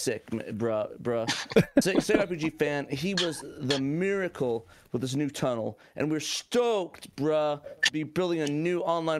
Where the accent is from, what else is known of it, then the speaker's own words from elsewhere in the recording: New Jersey, United States; I'm Jersey.